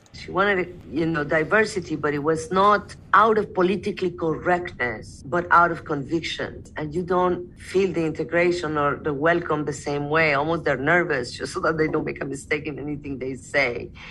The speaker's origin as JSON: {"language": "English", "country": "Mexico", "said": "I am Mexican Arab."}